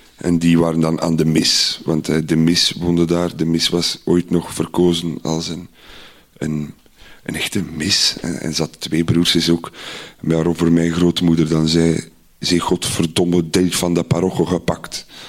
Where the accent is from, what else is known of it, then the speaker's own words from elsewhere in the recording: Iddergem, Flanders, Belgium; Ik ben opgegroeid in Idergem